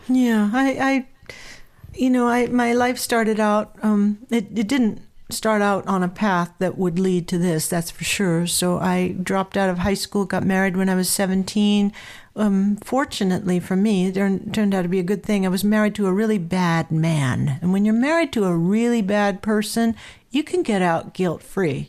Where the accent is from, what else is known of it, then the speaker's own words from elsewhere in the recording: Southern California, United States; I grew up in Southern California